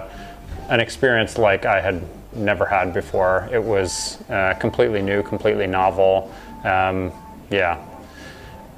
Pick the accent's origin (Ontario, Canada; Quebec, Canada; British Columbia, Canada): Ontario, Canada; Hamilton; moved away as an adult; also born or lived in Edmonton, Alberta; now in Ottawa, Canada; I'm originally from Hamilton, Ontario. Currently, I live in Ottawa.